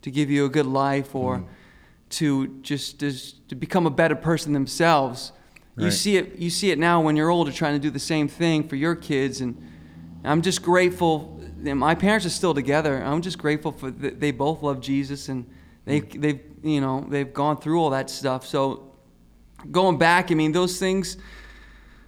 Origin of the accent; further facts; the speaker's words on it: Rhode Island, United States; now in Massachusetts, United States; I'm from Rhode Island, and I live in Massachusetts now.